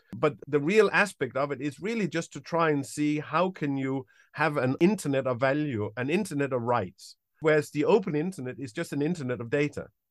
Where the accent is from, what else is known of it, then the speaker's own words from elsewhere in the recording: Denmark; moved away as an adult; now in United Kingdom; I'm originally from Denmark. I've, uh, lived in the U K since around nineteen ninety-five, ninety-six